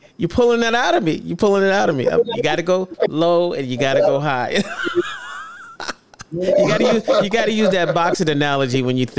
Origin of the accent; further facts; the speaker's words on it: Harlem, New York, United States; And, you know, I'm from Harlem, man. I'm from Harlem. I got to take over the show.